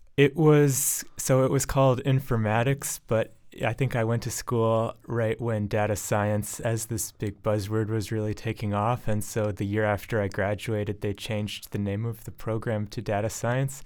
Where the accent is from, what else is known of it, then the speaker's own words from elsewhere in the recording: Ann Arbor, Michigan, United States; moved away as an adult; also born or lived in Boston area, Massachusetts / Arlington, Massachusetts; now in Somerville, United States; I was born and raised in Ann Arbor, Michigan